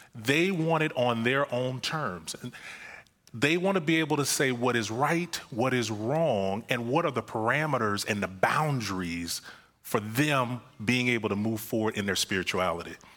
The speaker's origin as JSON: {"language": "English", "region": "Florida", "country": "United States", "moved": "yes", "said": "I'm from Florida"}